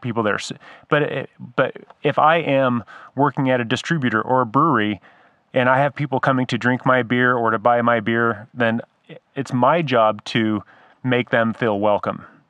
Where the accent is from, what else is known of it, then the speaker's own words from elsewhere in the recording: San Diego, California, United States; moved away; I grew up in San Diego